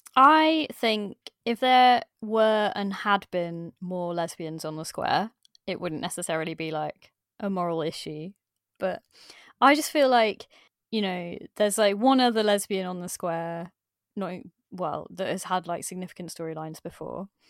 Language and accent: English; Midlands, United Kingdom; I'm from the Midlands